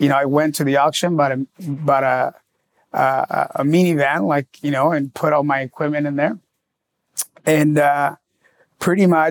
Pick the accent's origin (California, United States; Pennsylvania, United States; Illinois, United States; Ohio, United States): California, United States; San Diego; moved away as an adult; also born or lived in Los Angeles; now in Miami, United States